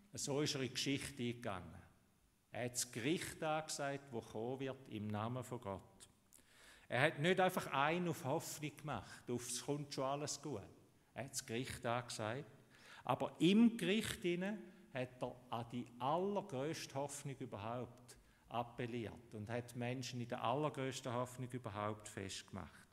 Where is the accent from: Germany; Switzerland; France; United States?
Switzerland; Bei uns in der Schweiz